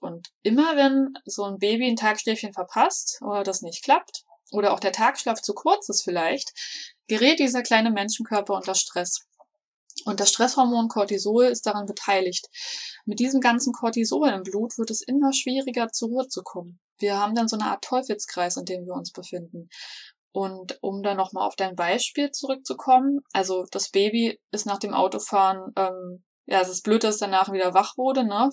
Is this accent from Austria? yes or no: no; Berlin, Germany; now in Black Forest, Germany; Ursprünglich komme ich sogar aus Berlin, ähm, wohne aber schon seit einigen Jahren im schönen Schwarzwald